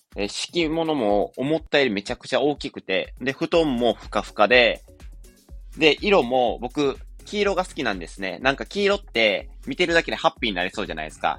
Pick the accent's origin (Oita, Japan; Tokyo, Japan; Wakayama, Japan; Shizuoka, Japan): Wakayama, Japan; 地元が和歌山なんですけど、和歌山県民なんで